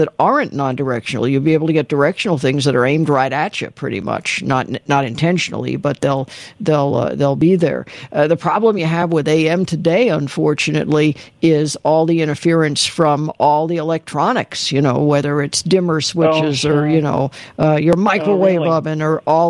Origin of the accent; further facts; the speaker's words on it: Los Angeles, California, United States; also born or lived in San Diego; I was from Los Angeles